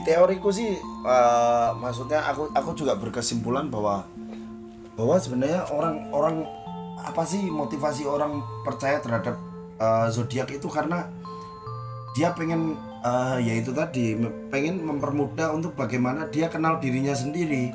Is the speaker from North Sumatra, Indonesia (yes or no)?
yes; Medan, North Sumatra, Indonesia